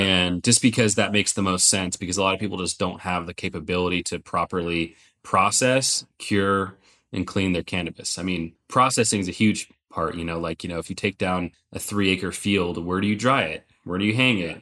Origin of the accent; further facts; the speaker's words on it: Sonoma County, California, United States; I grew up in Sonoma County